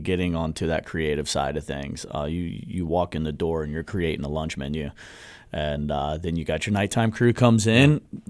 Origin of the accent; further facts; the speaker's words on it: Brevard County, Florida, United States; I was born in Central Florida, grew up in Brevard County